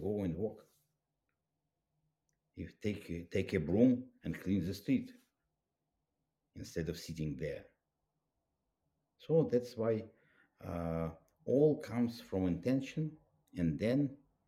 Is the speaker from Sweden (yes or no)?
no; Russia; I was raised up in Soviet Union